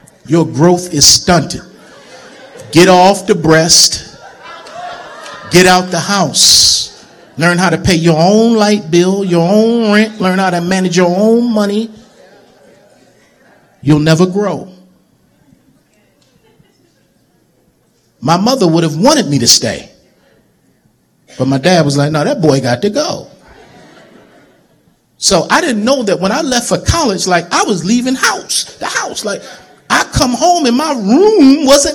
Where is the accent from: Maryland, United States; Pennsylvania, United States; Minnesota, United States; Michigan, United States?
Maryland, United States; Baltimore; moved away as an adult; also born or lived in Lynchburg, Virginia; growing up in Baltimore